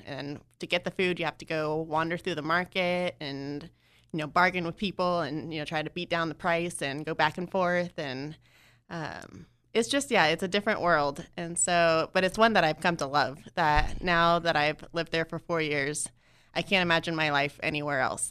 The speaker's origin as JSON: {"language": "English", "town": "Atascadero", "region": "California", "country": "United States", "tie": "born or raised there", "also_born_or_lived": "Joplin, Missouri", "moved": "as an adult", "lives_now": "Ghana", "said": "I grew up in a small town called Atascadero"}